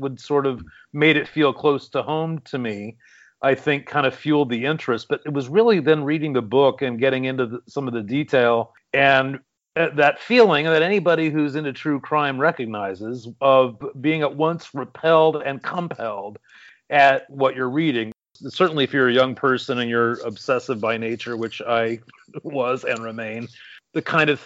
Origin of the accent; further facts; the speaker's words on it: Phoenix, Arizona, United States; now in California, United States; when I was still a kid growing up in Phoenix